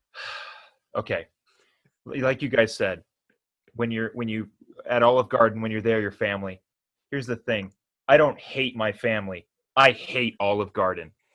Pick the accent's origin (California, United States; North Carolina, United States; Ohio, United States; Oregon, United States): California, United States; I'm a California me, native